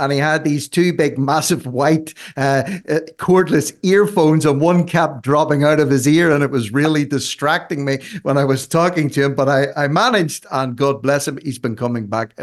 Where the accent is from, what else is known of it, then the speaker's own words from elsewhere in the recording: Ireland; I'm an Irishman.